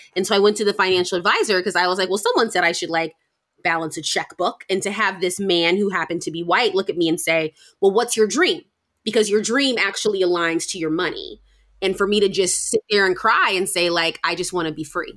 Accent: United States; a Black American person

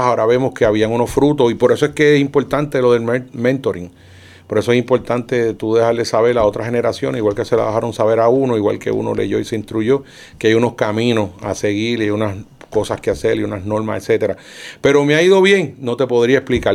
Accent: Sabana Grande, Puerto Rico; yo vengo de Sabana Grande, que es un pueblito

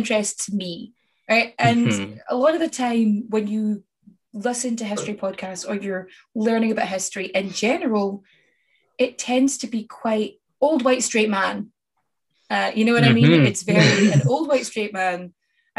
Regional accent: Scotland, United Kingdom; now in Ireland; I'm Scottish and I live in Ireland

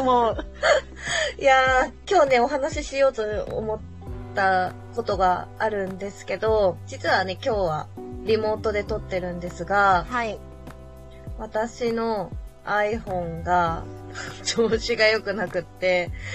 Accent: Kanagawa, Japan; 私神奈川出身なので、神奈川の海といったら江ノ島なんですよ。

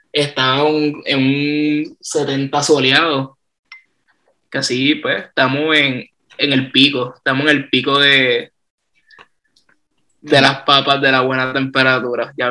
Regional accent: Río Piedras, Puerto Rico; born there; Nací en el hospital auxilio mutuo en Río Piedra.

